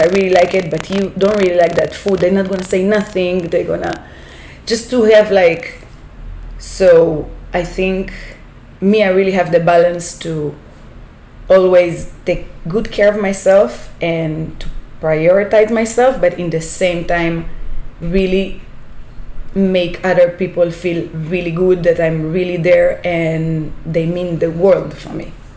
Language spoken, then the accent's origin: English; Israel; moved away as an adult; now in Panama; i'm coming from israel from my hometown it's a desert